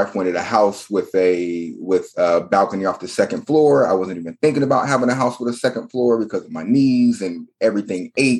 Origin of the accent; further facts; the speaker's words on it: North Carolina, United States; I'm from North Carolina, born and raised. My dad was in the military, so I've been here and there, but North Carolina has always been near and dear and has been my home. Currently living in Charlotte, North Carolina, went to college at UNC Charlotte